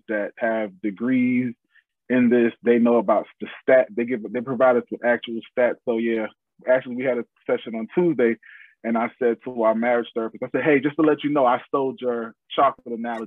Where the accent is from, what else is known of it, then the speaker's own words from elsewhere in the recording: New York City, New York, United States; also born or lived in Atlanta; now in Charlotte, United States; I'm originally from New York City. I've lived in Atlanta. Now we reside in Charlotte.